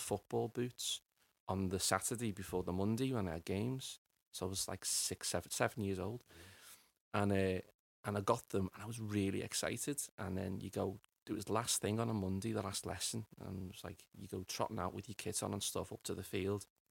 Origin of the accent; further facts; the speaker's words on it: Liverpool, North West England, United Kingdom; for a lad growing up in Liverpool